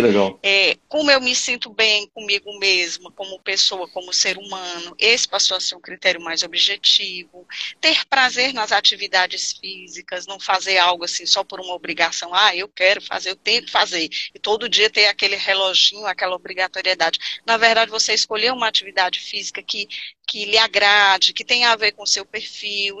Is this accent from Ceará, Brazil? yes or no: yes; Fortaleza, Ceará, Brazil; Sou aqui do Ceará, sou de Fortaleza